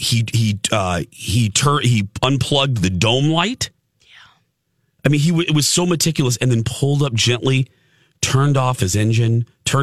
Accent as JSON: {"language": "English", "town": "Chicago", "region": "Illinois", "country": "United States", "tie": "born or raised there", "moved": "yes", "lives_now": "Minneapolis, United States", "said": "Chicago, like my hometown"}